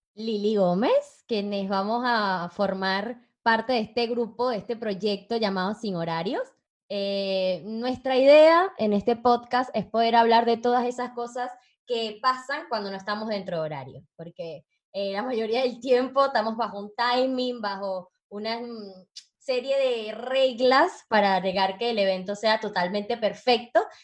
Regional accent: Venezuela; now in Uruguay; soy venezolana

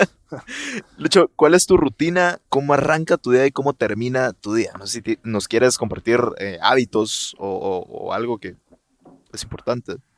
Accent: Guatemala

